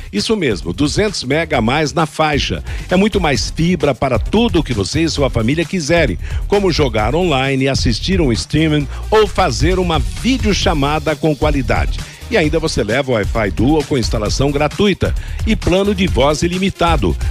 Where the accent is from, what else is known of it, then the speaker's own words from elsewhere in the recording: Brazil; sou brasileiro mesmo